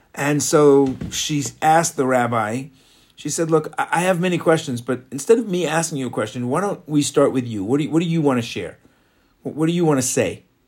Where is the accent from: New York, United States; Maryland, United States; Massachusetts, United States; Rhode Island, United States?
New York, United States; also born or lived in Florida; now in Israel; growing up in New York